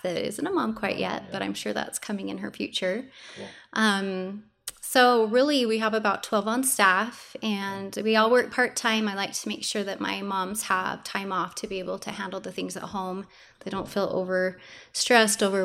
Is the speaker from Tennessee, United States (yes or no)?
no; Morgan, Utah, United States; moved away as an adult; now in Pleasant View, United States; I'm from Morgan, and I had three separate preschools up there